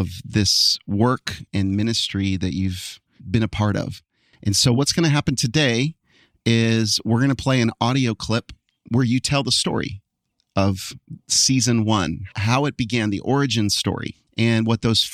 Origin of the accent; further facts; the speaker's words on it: New Jersey, United States; moved away; also born or lived in Western Michigan; I'm from New Jersey